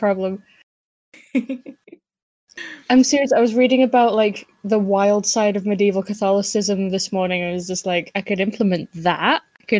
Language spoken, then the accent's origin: English; Lancashire, North West England, United Kingdom; accent: Lancashire